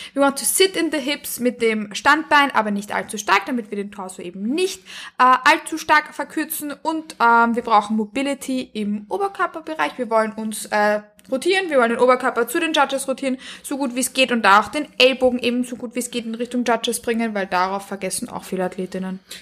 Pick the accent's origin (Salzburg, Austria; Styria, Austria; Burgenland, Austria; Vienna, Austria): Vienna, Austria; Ich komme aus Wien ich lebe in Wien und ich komme auch aus Wien